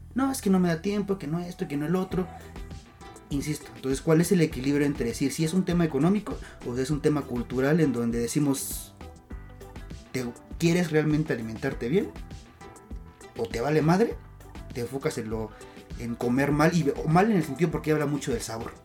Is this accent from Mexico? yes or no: yes; Mexico City, Mexico; no somos chilangos, somos citadinos